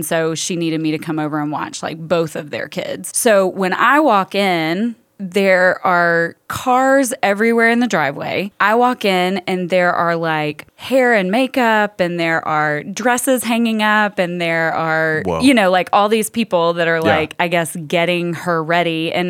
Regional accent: Nashville, Tennessee, United States; Okay, I think I have a story. I'm from Nashville, so I could pull

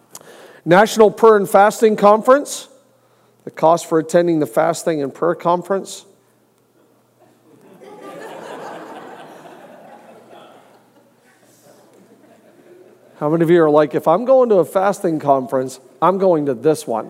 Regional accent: Canada; moved away; also born or lived in Ohio; I'm born and raised in Canada

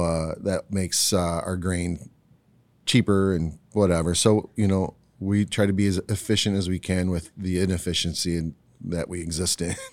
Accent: Ohio, United States; now in West Michigan, United States; I was born in Ohio.

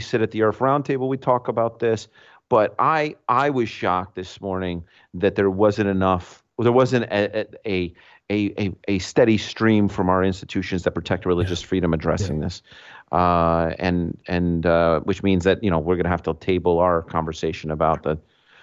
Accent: New York, United States; as a New Yorker

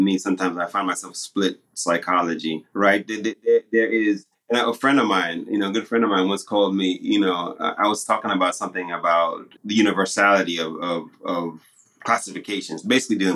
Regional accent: Zimbabwe; first language Shona; English is a second language; moved away; I've been accused many times by my Zim friends, because I don't speak Shona anymore. I don't speak my native tongue anymore

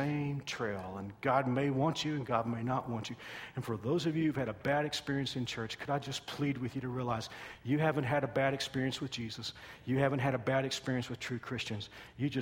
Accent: Texas, United States; I'm from Texas

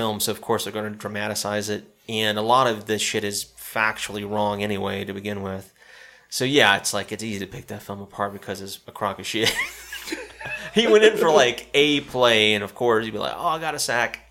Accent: Spartanburg, South Carolina, United States; where I grew up in Spartanburg in South Carolina

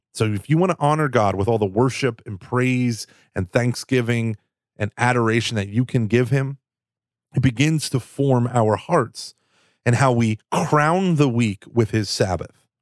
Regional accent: Texas, United States; I'm from Texas.

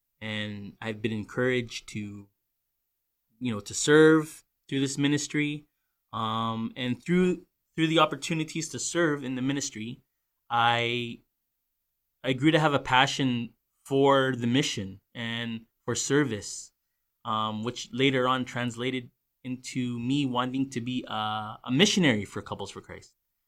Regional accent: New Westminster, British Columbia, Canada; also born or lived in Burnaby; I was born and raised in Vancouver. Be more specific, I know Greater Vancouver area, everyone thinks Vancouver, they think of just Vancouver, but there's also other cities. And I was actually born and raised in New West

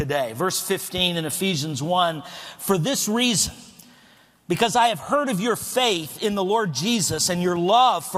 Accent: El Paso, Texas, United States; moved away; I was born and raised in El Paso, Texas

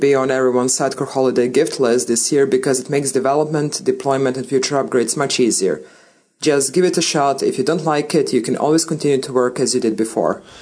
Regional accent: Serbia; moved away as an adult; now in Rotterdam, Netherlands; I'm originally from Serbia but I moved to the Netherlands back in 2014 when I married a Dutch guy.

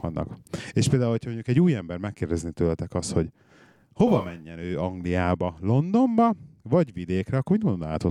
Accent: Budapest, Hungary; moved away as an adult; now in England; a városban nőttem föl, és hiányzik a város

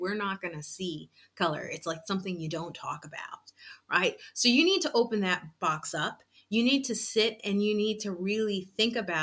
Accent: East Coast, United States; we're from the East Coast

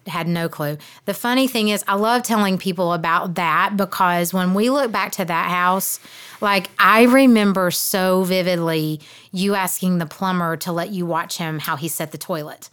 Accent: South Georgia, United States; moved away as an adult; now in Cleveland, Tennessee, United States; I grew up in South Georgia

